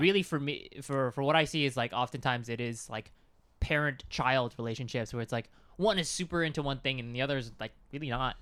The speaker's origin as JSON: {"language": "English", "country": "Canada", "said": "we're Canadian"}